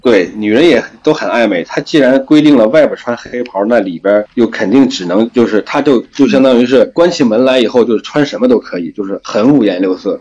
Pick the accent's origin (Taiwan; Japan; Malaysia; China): China; now in United Arab Emirates; 我们嗯。中国人